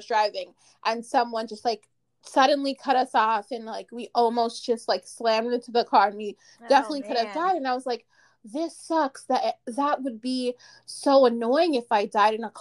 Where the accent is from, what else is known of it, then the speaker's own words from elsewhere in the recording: Maplewood, New Jersey, United States; also born or lived in Newark, New Jersey; I was raised in Maplewood